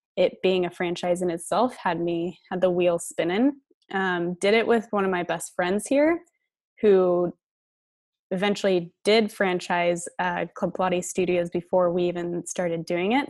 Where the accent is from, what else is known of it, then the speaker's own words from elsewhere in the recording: Colorado, United States; moved away as an adult; now in San Diego, United States; I was born and raised in Colorado